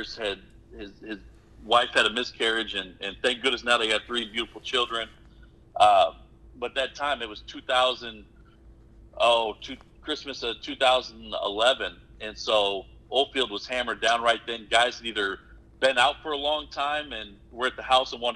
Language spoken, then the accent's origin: English; Omaha, Nebraska, United States; moved away as an adult; also born or lived in Oklahoma; now in Miami, Texas, United States; I'm originally born and raised in Omaha, Nebraska.